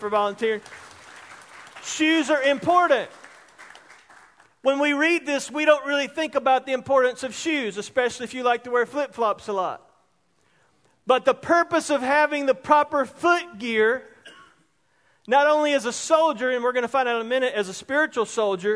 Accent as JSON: {"language": "English", "town": "Roebuck", "region": "South Carolina", "country": "United States", "tie": "born or raised there", "said": "Growing up in Roebuck, one of the greatest towns and communities in South Carolina"}